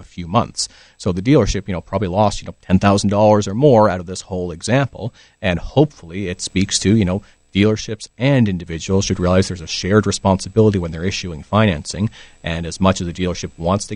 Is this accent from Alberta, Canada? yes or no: no; Ontario, Canada; now in British Columbia, Canada; So I'm originally from Ontario